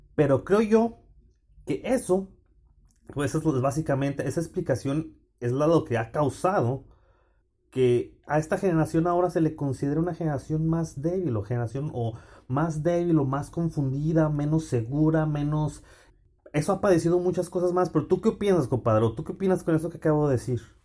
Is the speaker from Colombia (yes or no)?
no; Fresnillo, Zacatecas, Mexico; moved away as an adult; also born or lived in Texas; now in Champaign-Urbana, United States; Soy nacido y crecido en Fresnillo